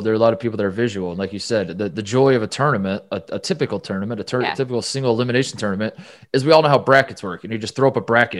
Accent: Indiana, United States; born or raised there

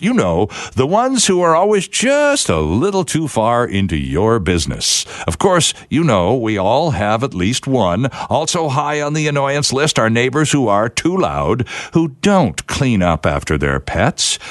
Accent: Toronto, Ontario, Canada; now in Vancouver, Canada; I grew up in Toronto listening to him read the sports every day at noon

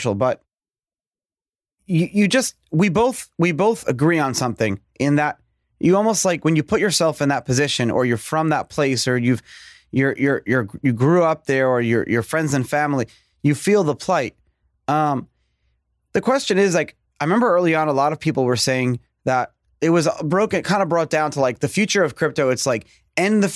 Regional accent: New York City, New York, United States; I grew up in Brooklyn

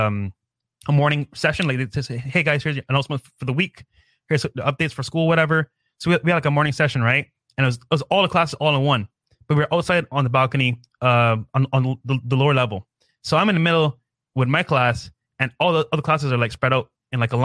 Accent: Barbados; moved away; I grew up in Barbados, a small island.

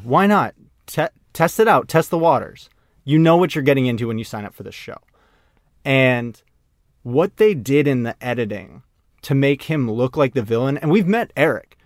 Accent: Maine, United States; I grew up in Maine

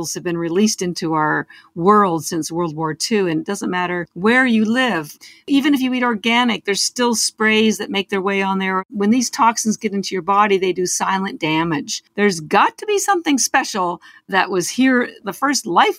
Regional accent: Canada; moved away as an adult; now in Boston, United States; I'm actually Canadian, although I've lived in Boston for almost 30 years

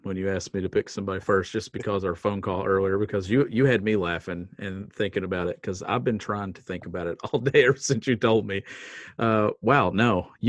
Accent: Eastern Kentucky, United States; accent: Eastern Kentucky; When I get upset on the highway, when I talk fast, that's when the Eastern Kentucky comes out of me.

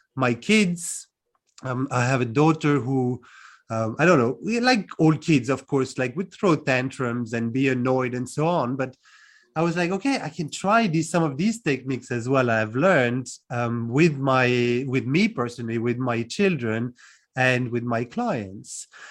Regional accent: France; moved away as an adult; also born or lived in United Kingdom; now in Cluj-Napoca, Romania; I'm originally from France, um, born and raised, and I left about 15 years ago to move to the UK first, and now I'm in Cluj-Napoca in Romania

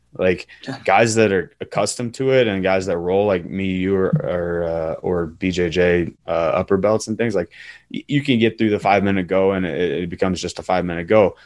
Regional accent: central Illinois, United States; I grew up in a pretty rural town and uh, in the central Illinois

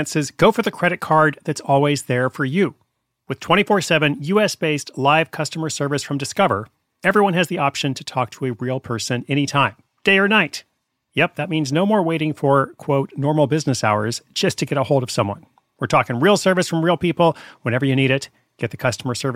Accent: Portland, Oregon, United States; I wrote a travel column for the Oregonian. That's my hometown paper in Portland

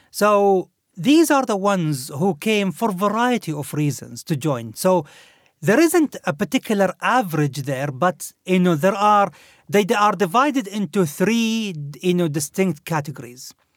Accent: Khobar, Eastern Province, Saudi Arabia; moved away; this was in a Khubar, in my hometown

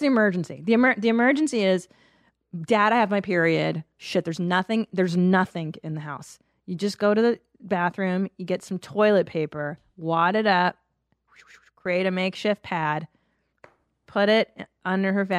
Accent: Los Angeles, California, United States; I grew up in the San Fernando Valley.

